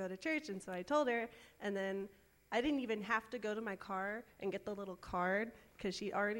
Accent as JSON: {"language": "English", "town": "Willow Springs", "country": "United States", "tie": "born or raised there", "said": "technically I've known Bethany, like, my whole life, but because we grew up in Willow Springs."}